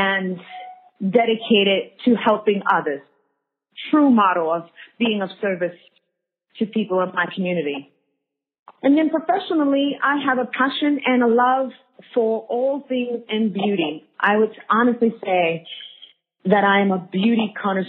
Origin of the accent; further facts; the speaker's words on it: New York City, New York, United States; moved away as an adult; also born or lived in Washington Heights; now in Sydney, Australia; I'm from Harlem, born and raised. Grew up for a hot second in Washington Heights